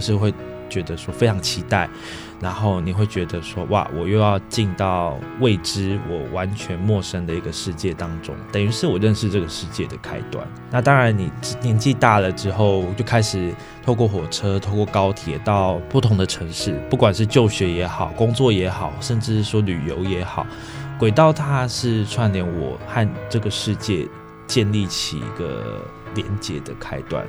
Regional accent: Pingxi, New Taipei, Taiwan; 小时候在平溪长大，哦，那当然平溪的家中旁边就是轨道嘛

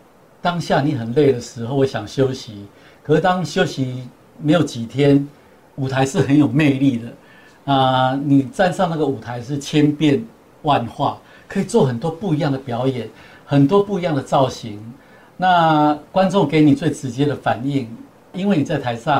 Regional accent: Kaohsiung, Taiwan; 那当天就是人山人海，都是我们高雄，因为火车站是我们高雄人很多很多人的一个记忆。

